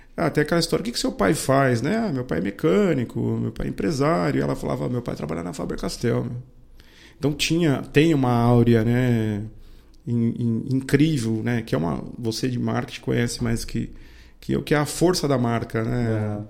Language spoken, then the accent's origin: Portuguese; Indaiatuba, São Paulo, Brazil; accent: caipira; eu sou indatubano, né? Portanto, eu costumo dizer que eu sou caipira, né? Eu nasci aqui, é, vivi até a minha adolescência aqui